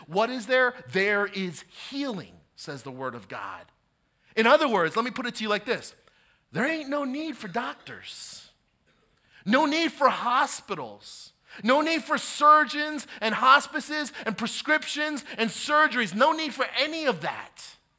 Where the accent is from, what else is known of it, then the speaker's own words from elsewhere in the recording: New Jersey, United States; I have been born and raised in New Jersey